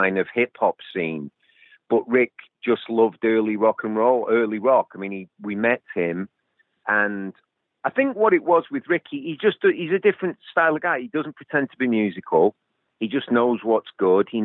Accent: England, United Kingdom; moved away as an adult; also born or lived in California; we're English, me and Ian

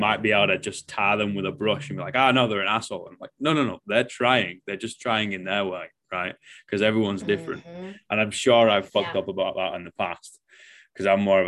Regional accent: Manchester, North West England, United Kingdom; moved away as an adult; now in New Zealand; growing up in Manchester

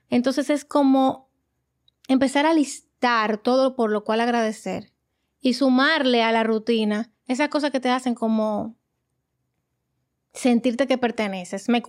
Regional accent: Dominican Republic; moved away as an adult; now in Illinois, United States; yo soy dominicana, yo toda mi vida de lo que he hablado español, entiendo el inglés

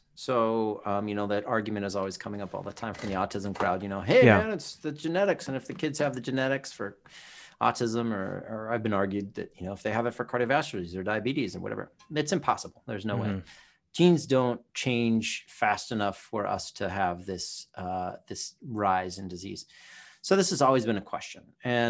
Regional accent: California, United States; also born or lived in Hawaii; So when I was a kid growing up in Southern California and Hawaii, right, we didn't have these video games.

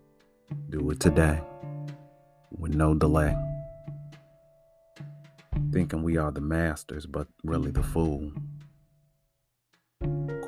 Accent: Chicago, Illinois, United States; growing up in Chicago watching Channel 11 WTTW

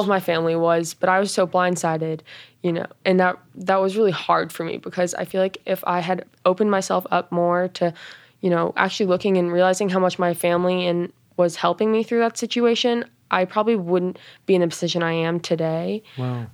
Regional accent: Boulder, Colorado, United States; I'm from Boulder, Colorado

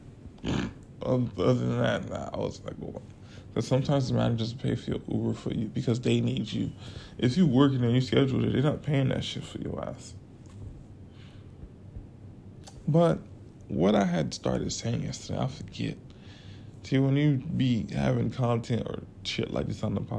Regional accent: Florida, United States; now in Atlanta, United States; I'm from Florida.

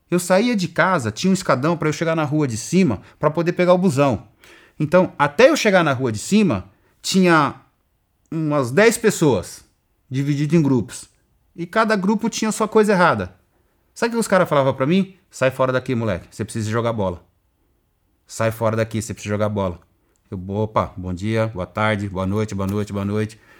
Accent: São Paulo, Brazil; Eu saí do Jardim Irene, de uma sociedade onde as atividades socioculturais eram escassas, onde a atividade esportiva era escassa, onde você não tinha uma biblioteca para você fazer, para você ler um livro.

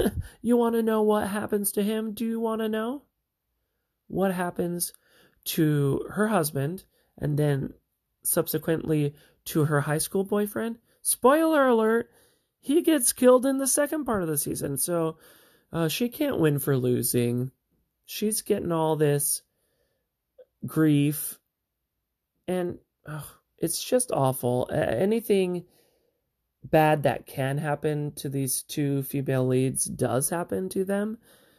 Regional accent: Montana, United States; we're Montanans, okay? Sorry about that. We're from Montana.

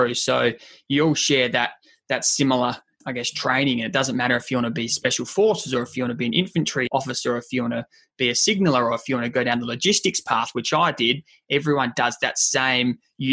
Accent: Adelaide, South Australia, Australia; Adelaide, born and raised, and it is my hometown, and I'll always call Adelaide home.

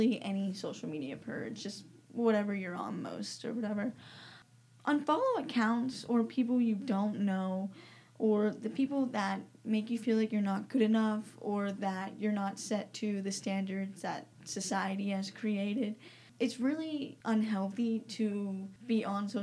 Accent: Greenville, United States; I'm 17. I'm from Greenville. I go to Commoner Prairie High School

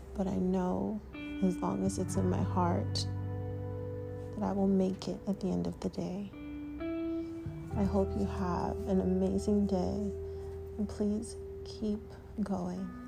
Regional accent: Toronto, Ontario, Canada; I'm an artist from Toronto, Canada

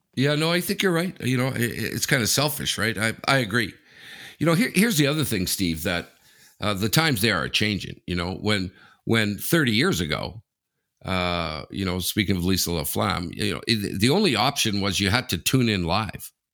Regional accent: Sudbury, Ontario, Canada; moved away; I'm from Sudbury

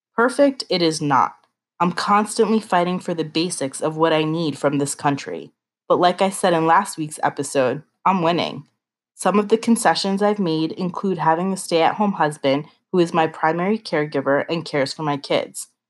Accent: United States; I am proud to be an American

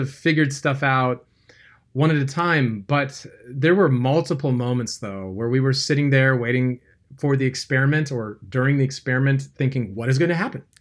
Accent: California, United States; I grew up in California

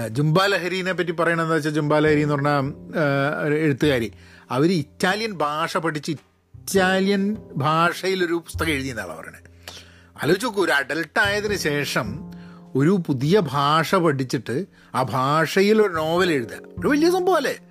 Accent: Kozhikode, Kerala, India; first language Malayalam; moved away as an adult; also born or lived in Dubai; now in United States; ഞാൻ ജനിച്ചതും വളർന്നതും കേരളത്തിലാണ്

